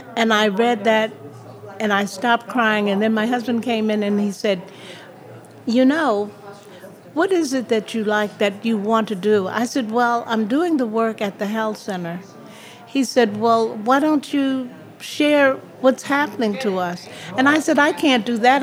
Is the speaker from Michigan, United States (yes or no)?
no; New York City, New York, United States; moved away; also born or lived in Miami, Florida / Peekskill, New York; I grew up um, in Harlem, New York, there and uh, went to Florida